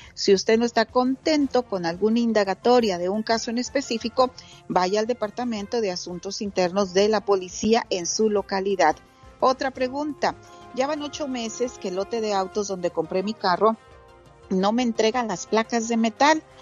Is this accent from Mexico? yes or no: yes; Santa Catarina, Nuevo León, Mexico; accent: norteño; de Santa Catarina, Nuevo León, bien cerquita del cañón de la Huasteca. Soy muy, muy orgullosa de ser de Santa Catarina, Nuevo León